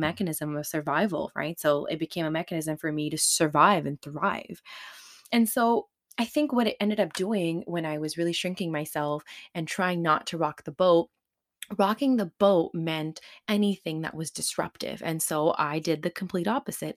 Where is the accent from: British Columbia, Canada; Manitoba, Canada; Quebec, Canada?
British Columbia, Canada; Surrey; a Punjabi kid growing up in Surrey in the nineties